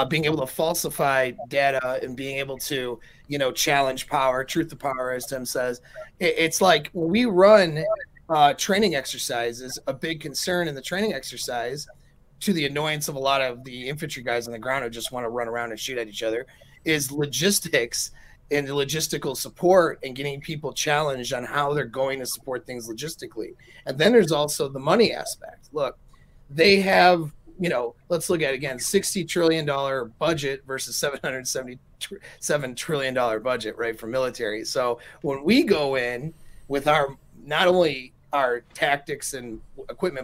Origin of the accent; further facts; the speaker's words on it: United States; I'm American